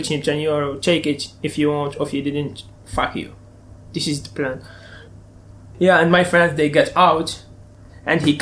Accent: Turkey; English is a second language; moved away; I came from Turkey only with small.

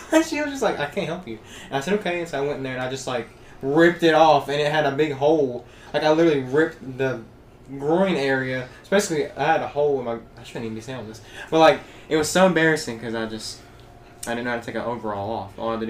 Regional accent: Taylorsville, the South, United States; I grew up in Taylorsville, and it was sort of like a, you know, southern town and all that.

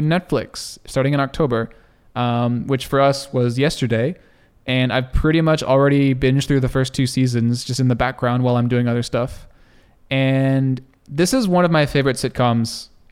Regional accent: Texas, United States; moved away as an adult; also born or lived in California; I grew up in Texas

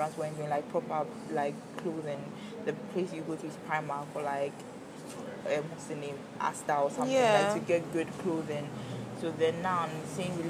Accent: Ghana; being a Ghanaian

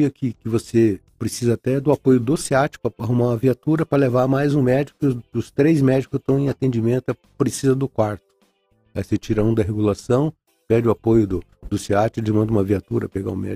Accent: Rio de Janeiro, Brazil; Eu vim do Rio de Janeiro, trabalhava no Salgado Filho, Souza Guiar.

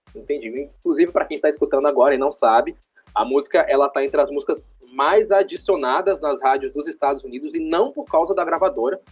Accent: Paraíba, Brazil; eu sou da Paraíba

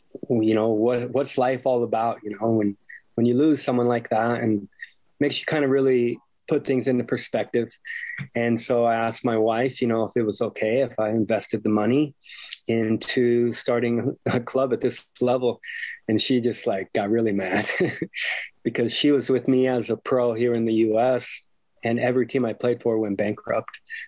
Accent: Temecula, California, United States; really wanting to help things here back in my hometown of Temecula where I grew up.

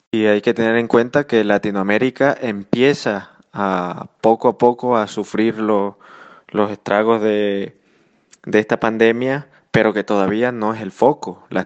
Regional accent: Venezuela; now in Spain; Y pues yo como, como venezolano en el exterior, pues tú lo sabes, me quedé me quedé en, suelo español porque yo viajaba el día 15 a Venezuela a realizar algunos temas ahí con mi familia

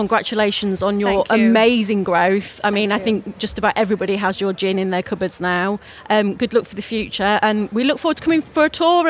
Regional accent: Wetherby, Yorkshire and the Humber, United Kingdom; also born or lived in Leeds; now in Surrey, United Kingdom; I grew up in Wetherby.

